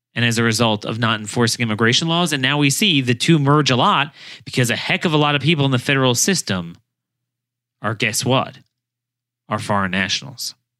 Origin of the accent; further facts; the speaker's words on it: Baltimore, Maryland, United States; my hometown